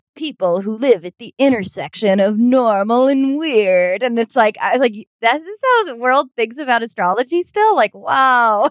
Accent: New York City, New York, United States; also born or lived in Los Angeles; I'm from Manhattan, my, and then Brooklyn too

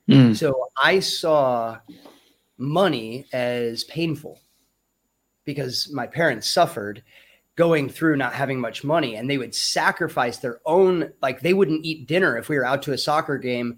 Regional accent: Lake of the Ozarks, Missouri, United States; moved away as an adult; also born or lived in Kalamazoo, Michigan / Denver, Colorado; now in Thailand; I was born in Kalamazoo, Michigan, actually. But I moved out of there at a very young age, and spent most of my time in Missouri, actually, Lake of the Ozarks, Missouri. So I lived out in the woods and on farms and things like that.

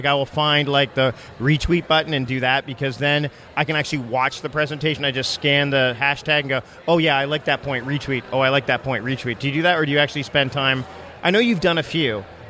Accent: Canada; Like, I don't have a Spanish accent. Uh-huh. I'm as Canadian as they come.

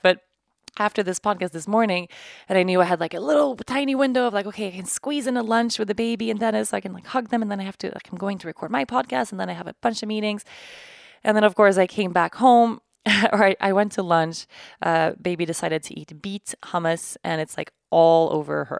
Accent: Sweden; moved away; my home country of Sweden

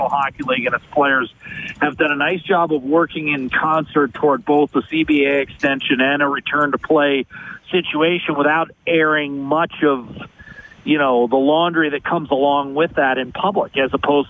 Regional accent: United States; moved away as an adult; now in Edmonton, Canada; as an American

